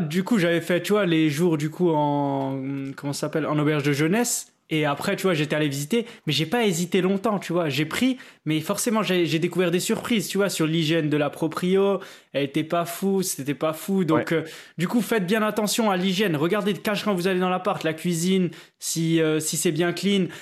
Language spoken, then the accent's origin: French; France